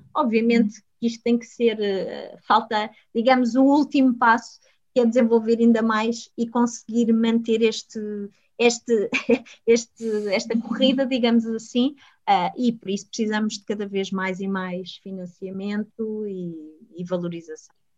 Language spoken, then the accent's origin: Portuguese; Portugal; sou portuguesa, sou europeia